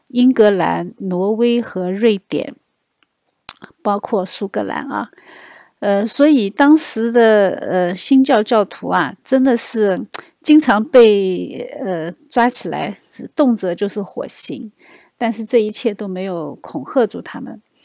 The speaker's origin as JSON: {"language": "Chinese", "country": "China", "said": "我们中国人可能不会有这样的反应"}